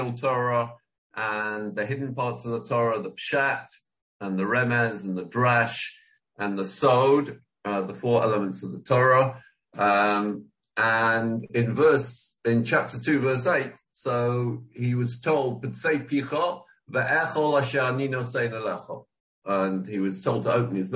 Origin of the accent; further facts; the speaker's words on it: England, United Kingdom; I didn't know what to do myself as an Englishman